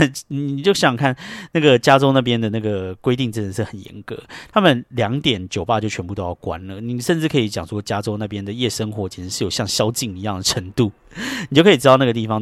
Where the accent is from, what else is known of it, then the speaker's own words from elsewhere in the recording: Taiwan; also born or lived in New York, United States; now in United States; 像我们这种在台湾长大的人